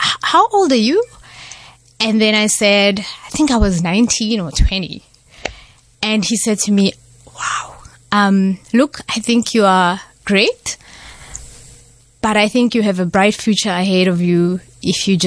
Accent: Johannesburg, Gauteng, South Africa; moved away as an adult; also born or lived in Tzaneen, Limpopo, South Africa; now in Cape Town, South Africa; that's where I grew up for the first 7 years of my life. So I did first grade and second grade at a school in a village, and then I moved to Johannesburg for the rest of my primary and high school

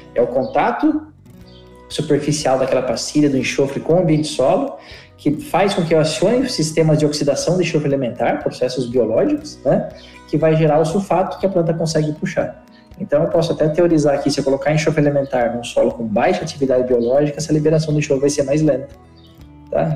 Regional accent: Piracicaba, São Paulo, Brazil; eu sou perescabana, nasci em Piracicaba

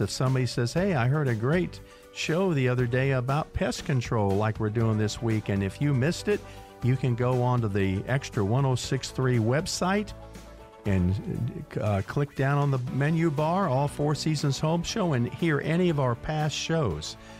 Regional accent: Largo, Florida, United States; when I was a kid in Florida, I grew up in Largo, Florida, right next to Clearwater

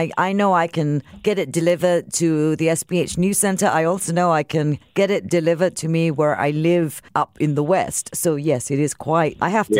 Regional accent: Singapore; because I'm Singaporean

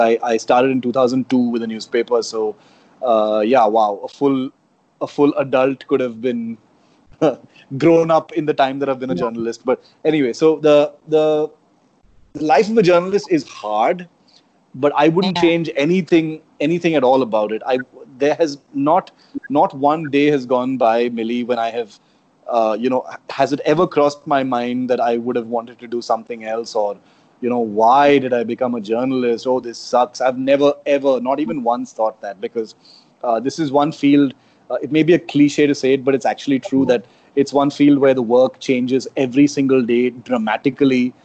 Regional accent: Chennai, Tamil Nadu, India; first language Konkani; English is a second language; moved away as an adult; also born or lived in Karnataka; I spent all my growing up years in uh, Chennai, which was called uh, Madras at that time

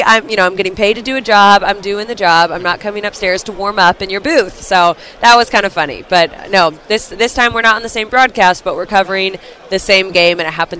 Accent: Kansas City, Missouri, United States; moved away as an adult; now in London, United Kingdom; I remember talking to people around Kansas City, and that's my hometown. Like, I'm very familiar with Arrowhead. I'm very familiar with Kansas City.

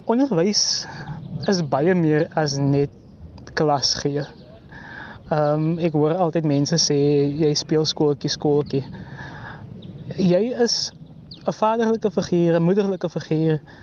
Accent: George, Western Cape, South Africa; in George waar ek vandaan kom

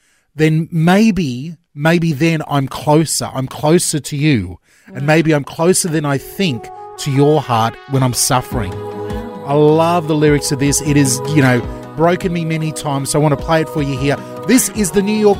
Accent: Australia; we're Australian

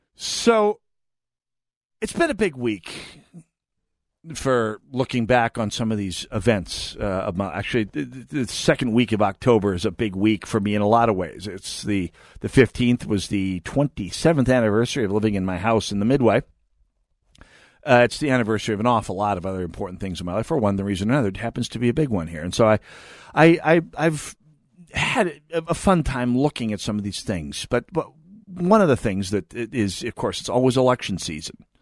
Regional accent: North Dakota, United States; moved away as an adult; up in North Dakota, uh, my hometown

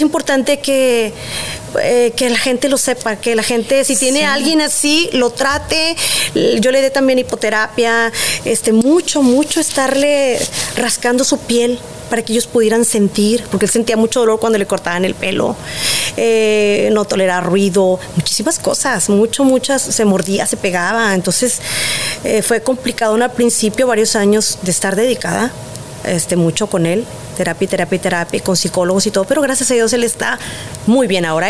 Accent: Monterrey, Nuevo León, Mexico; como buena regia

